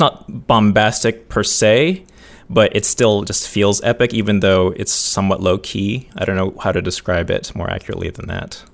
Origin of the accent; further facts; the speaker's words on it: United States; I'm American